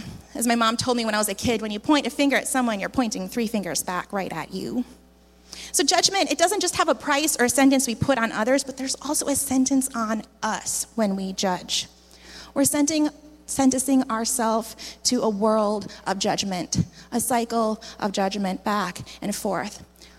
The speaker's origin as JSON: {"language": "English", "country": "Philippines", "tie": "born or raised there", "moved": "as an adult", "said": "I came from the Philippines where I had grown up"}